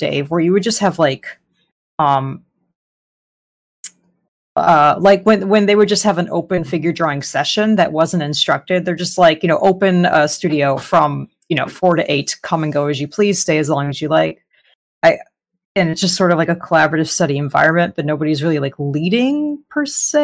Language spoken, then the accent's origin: English; Arizona, United States; moved away as an adult; now in Southern California, United States; I'm originally from Arizona, the Southwest